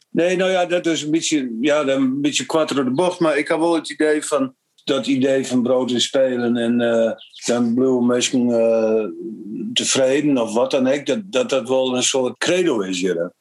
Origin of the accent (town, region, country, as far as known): Frisians, Friesland, Netherlands